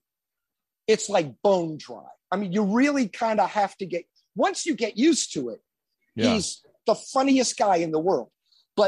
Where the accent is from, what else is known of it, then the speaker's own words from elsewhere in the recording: New Jersey, United States; also born or lived in Philadelphia; I grew up in Jersey